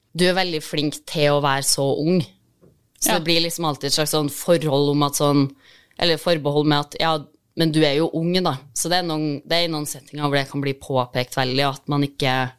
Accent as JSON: {"language": "Norwegian", "town": "Trondheim", "region": "Trøndelag", "country": "Norway", "said": "jeg er fra Trondheim"}